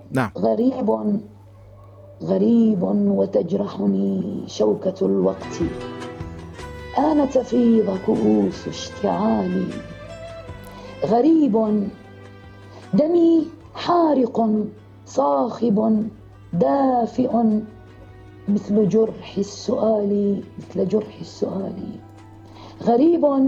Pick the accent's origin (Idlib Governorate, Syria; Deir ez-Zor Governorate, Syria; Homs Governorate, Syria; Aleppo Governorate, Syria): Deir ez-Zor Governorate, Syria; Deir ez-Zor; moved away as an adult; also born or lived in Damascus